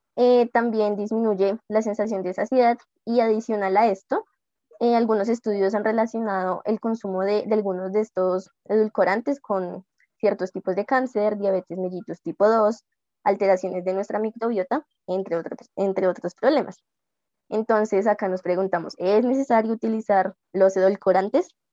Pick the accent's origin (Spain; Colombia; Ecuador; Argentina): Colombia; como colombianos somos criados en un país, entre comillas, dulcero